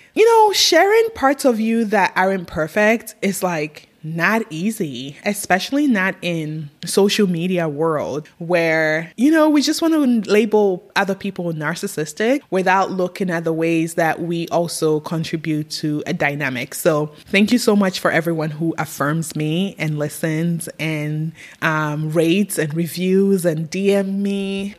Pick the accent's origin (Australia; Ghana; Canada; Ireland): Ghana; moved away as an adult; now in United States; I was raised in Ghana and I lived in Ghana till I was 21 years old. I left at 21, I moved to the US